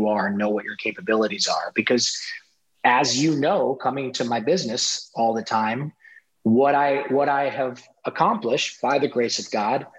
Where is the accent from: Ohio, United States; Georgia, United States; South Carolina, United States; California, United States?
Ohio, United States; moved away; I grew up in Ohio, in a rural town in Ohio.